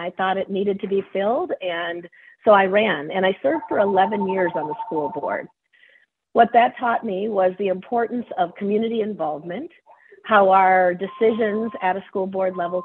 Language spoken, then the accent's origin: English; Cold Spring, Minnesota, United States; I am from Cold Spring